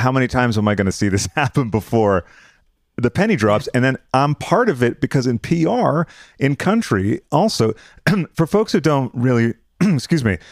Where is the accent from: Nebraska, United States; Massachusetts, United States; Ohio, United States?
Massachusetts, United States; I'm from Massachusetts